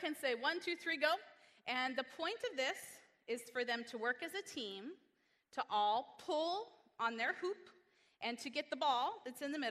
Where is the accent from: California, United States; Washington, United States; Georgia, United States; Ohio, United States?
California, United States; Northern; moved away; also born or lived in Hawaii; I was born in Northern California